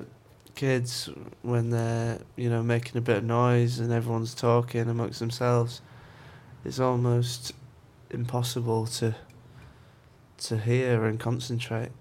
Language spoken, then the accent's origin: English; York, Yorkshire and the Humber, United Kingdom; accent: York; I'm from York, in England